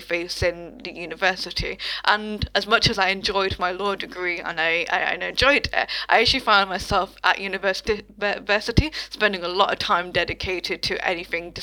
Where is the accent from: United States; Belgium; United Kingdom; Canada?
United Kingdom; my own experience as a British Bangladeshi person with my parents who migrated to the UK in like the 1960s, 70s sort of time